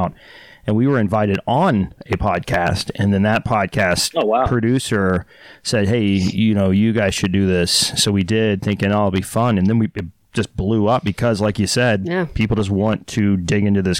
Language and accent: English; Dallas, Texas, United States; moved away; Born and raised, yeah, Dallas, Texas